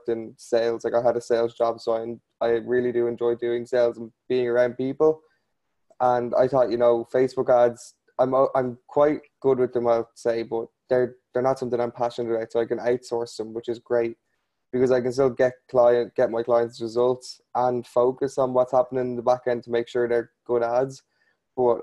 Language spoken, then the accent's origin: English; Ireland; I'm from a place called Ireland.